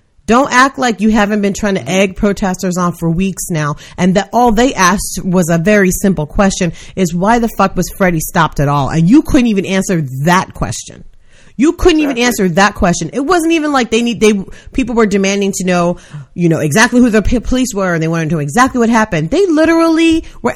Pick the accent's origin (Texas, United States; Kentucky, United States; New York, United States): New York, United States; New York City; I'm from New York City. I grew up in a city, so I know that it's not always quiet